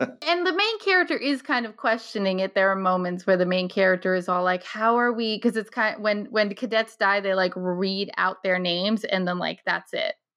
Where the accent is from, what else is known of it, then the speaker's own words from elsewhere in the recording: Scituate, Rhode Island, United States; I grew up in Situate, so I was there from grade four, um, until a couple years ago when I moved out of my parents' house